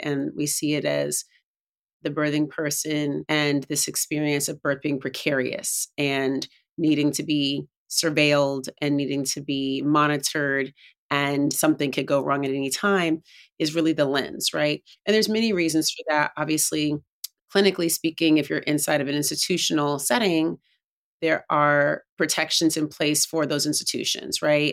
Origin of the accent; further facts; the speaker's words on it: Oakland, California, United States; I grew up in Oakland, California